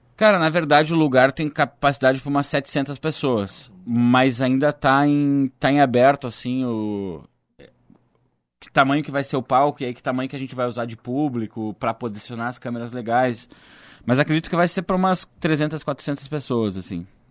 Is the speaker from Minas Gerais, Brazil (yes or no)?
no; Gravataí, Rio Grande do Sul, Brazil; now in Cachoeirinha, Brazil; Gravataí, que é a minha terra, né, cara? sou da região metropolitana